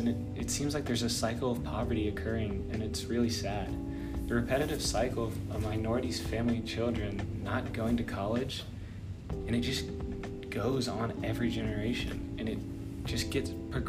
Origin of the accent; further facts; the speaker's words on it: Tennessee, United States; I'm from Tennessee